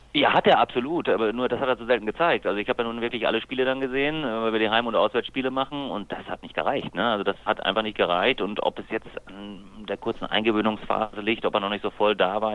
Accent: Lemgo, North Rhine-Westphalia, Germany; bin ich noch gebürtiger Lemgo

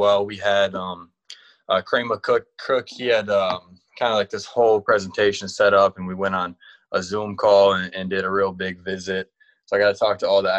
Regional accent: Wisconsin, United States; I'm from Wisconsin.

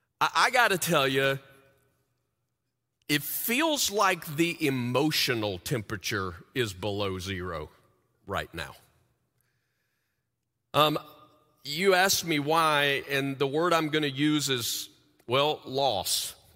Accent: the South, United States; moved away; When we moved to the Midwest like 26 years ago, we came from the South.

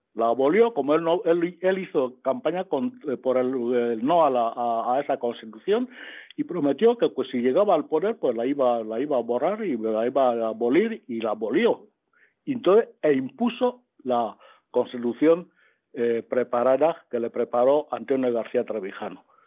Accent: Equatorial Guinea; now in Spain; cuando yo nací, eh, estábamos en Guinea Ecuatorial

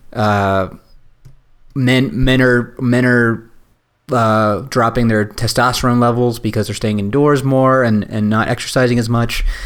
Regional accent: Virginia, United States; I grew up in Virginia

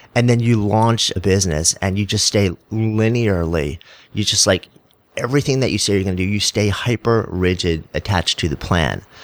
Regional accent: New York, United States; I'm a New Yorker

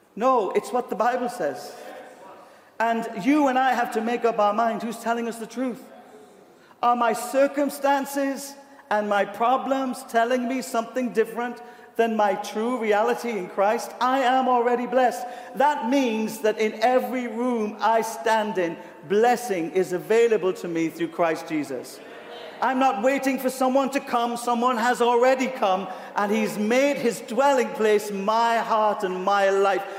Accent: United Kingdom; accent: British

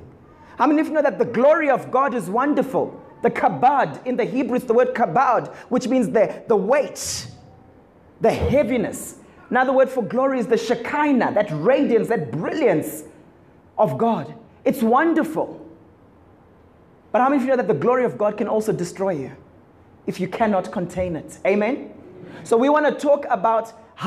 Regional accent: Zimbabwe; growing up in Zim

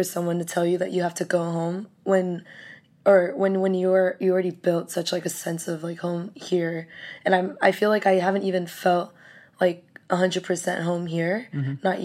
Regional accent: California, United States; moved away as an adult; also born or lived in Arizona; now in Singapore; I'm from California. I go to school in Arizona, the University of Arizona

